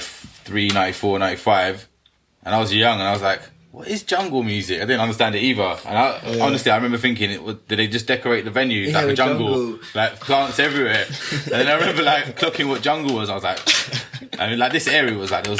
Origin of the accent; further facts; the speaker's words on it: London, United Kingdom; growing up in London